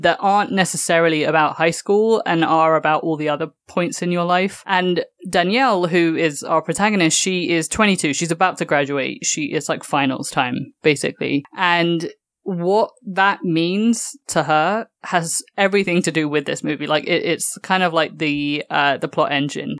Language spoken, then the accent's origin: English; London, United Kingdom; moved away as an adult; now in New York, United States; me being a Londoner